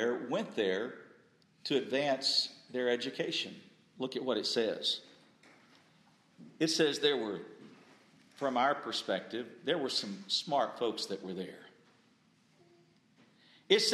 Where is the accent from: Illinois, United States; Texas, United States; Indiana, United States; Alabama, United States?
Texas, United States; I grew up in Texas